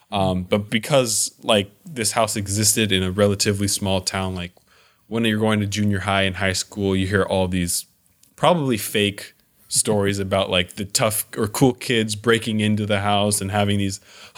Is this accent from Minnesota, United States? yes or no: no; Lake Forest, California, United States; I grew up in Lake Forest, which is like, I mean, now it's kind of a big city, but it's a Southern California. It's in Orange County.